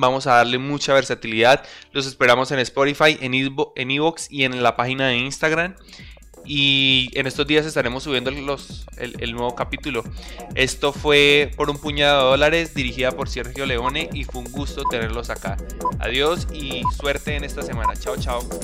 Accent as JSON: {"language": "Spanish", "country": "Colombia", "said": "Los tres somos, los tres que estamos hablando el día de hoy, somos colombianos"}